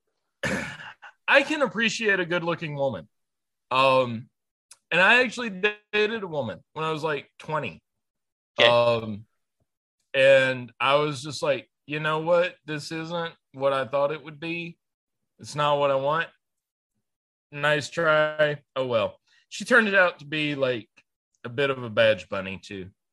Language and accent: English; North Carolina, United States; I'm from North Carolina